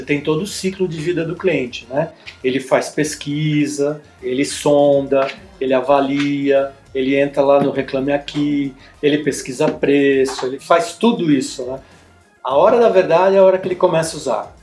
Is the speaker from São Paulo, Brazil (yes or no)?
yes; São Paulo, Brazil; Eu nasci em São Paulo, né? Eu sou filho de imigrante.